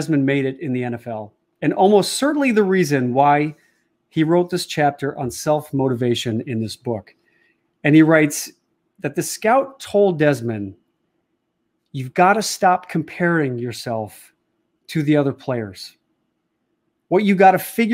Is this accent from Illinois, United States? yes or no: yes; Chicago, Illinois, United States; my hometown of Chicago